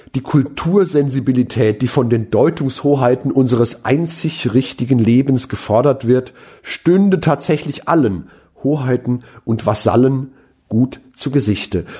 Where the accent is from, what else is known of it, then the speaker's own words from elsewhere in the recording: Mainz, Rhineland-Palatinate, Germany; als Mainzer